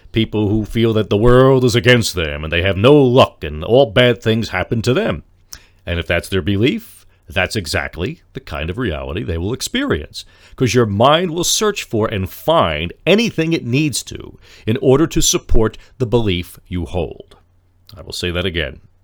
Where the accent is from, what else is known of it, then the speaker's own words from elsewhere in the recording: Lyndhurst, New Jersey, United States; my hometown here of Lyndhurst becomes a nice, quiet place to live